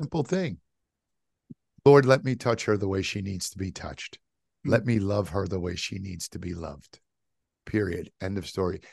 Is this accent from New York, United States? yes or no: yes; New York City, New York, United States; my kind of younger years when I grew up in New York City